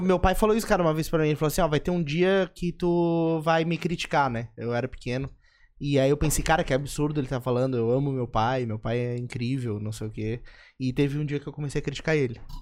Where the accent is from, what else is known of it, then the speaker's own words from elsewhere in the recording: São José, Santa Catarina, Brazil; eu sou de São José